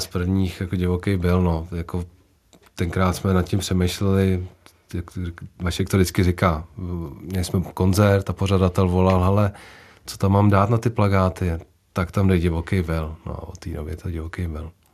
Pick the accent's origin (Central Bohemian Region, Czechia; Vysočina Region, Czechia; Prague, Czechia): Central Bohemian Region, Czechia; Úvaly; u nás v Uvalech